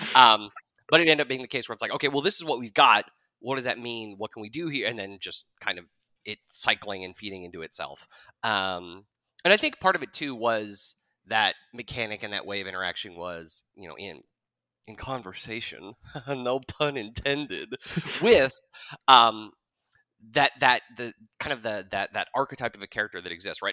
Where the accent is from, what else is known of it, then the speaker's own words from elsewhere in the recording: Jackson, Wyoming, United States; I grew up in Jackson. Uh, I was born and raised there